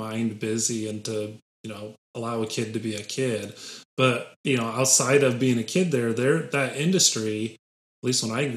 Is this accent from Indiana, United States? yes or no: yes; Lake Station, Indiana, United States; also born or lived in Crown Point, Indiana; I grew up in Lake Station, so I and my family lived there from the time I was in first grade to sixth grade